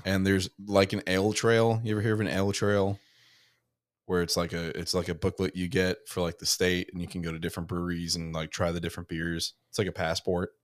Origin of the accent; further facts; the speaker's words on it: New Jersey, United States; moved away; a bunch of people I grew up with in New Jersey